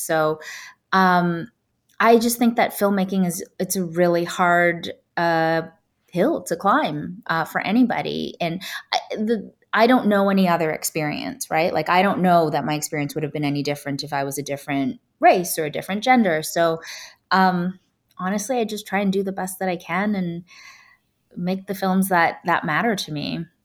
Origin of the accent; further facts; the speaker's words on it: Toronto, Ontario, Canada; moved away as an adult; now in Los Angeles, United States; I grew up in Canada and I grew up in a pretty white neighborhood